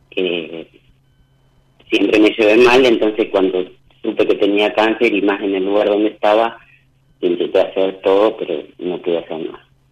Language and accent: Spanish; Las Flores, Buenos Aires Province, Argentina; De la ciudad de Las Flores.